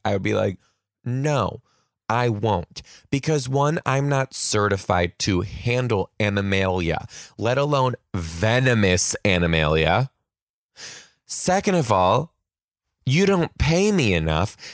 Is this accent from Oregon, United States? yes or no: no; Michigan, United States; now in Pacific Northwest, United States; I'm gonna be in Michigan, my home state